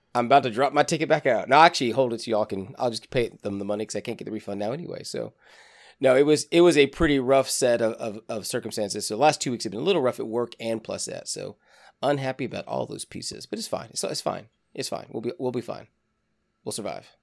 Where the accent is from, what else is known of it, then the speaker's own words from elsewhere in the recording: Deep South, United States; I'm from, you know, the deep South